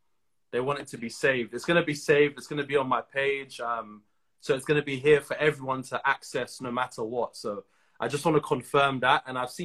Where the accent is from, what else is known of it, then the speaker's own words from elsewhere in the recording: Trinidad & Tobago; I'm from Trinidad. In Trinidad, we have a large Indian population.